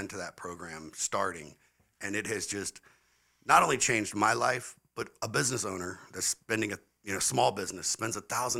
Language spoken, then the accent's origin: English; Irmo, South Carolina, United States; moved away as an adult; also born or lived in Florida / New Jersey; I was born and raised in Irmo, South Carolina. Graduated first year out of Dutch Fork High School in 1993.